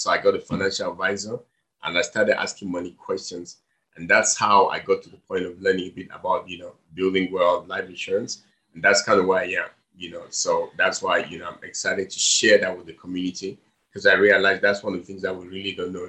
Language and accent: English; Southern Cameroons, Cameroon; moved away as an adult; also born or lived in Europe; now in United States; I'm actually from the Southern Cameroons, and I studied in Europe. I came to the US.